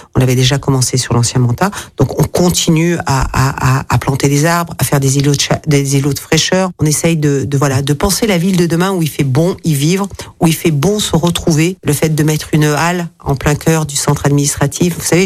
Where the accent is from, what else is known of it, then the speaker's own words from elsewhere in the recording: Lyon, Auvergne-Rhône-Alpes, France; also born or lived in Gers; je suis née à Lyon, je suis lyonnaise